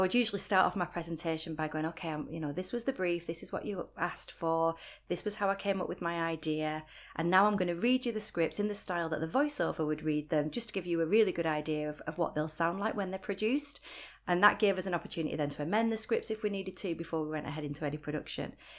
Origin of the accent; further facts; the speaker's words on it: Rochdale, North West England, United Kingdom; accent: Northwest; moved away as an adult; also born or lived in Sunderland; now in Newcastle, United Kingdom; Rochdale is my hometown and it's, you know, it's where I'm from